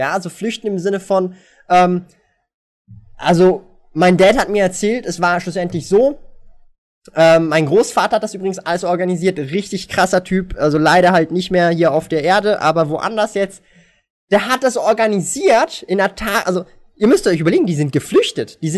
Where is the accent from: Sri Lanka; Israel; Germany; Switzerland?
Switzerland; born there; mein Vater ist nicht hier geboren in der Schweiz. Ich bin die erste Generation, die hier geboren worden ist.